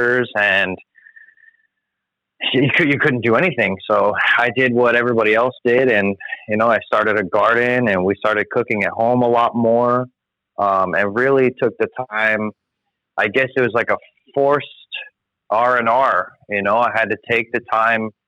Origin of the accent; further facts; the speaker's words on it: Florida, United States; moved away as an adult; also born or lived in California; born and raised in Florida, moved back